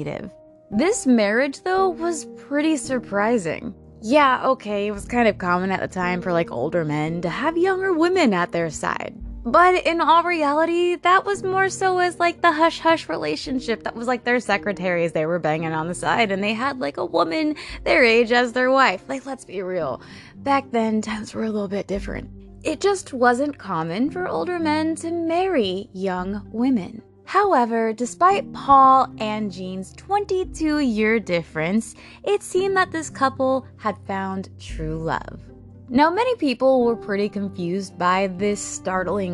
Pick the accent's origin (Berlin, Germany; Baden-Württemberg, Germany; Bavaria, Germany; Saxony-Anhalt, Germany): Bavaria, Germany; I was born in Germany. I was actually born in Bavaria, Germany